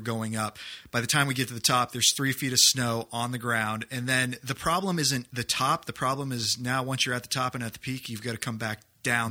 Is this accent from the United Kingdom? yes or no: no; New Hampshire, United States; I grew up in New Hampshire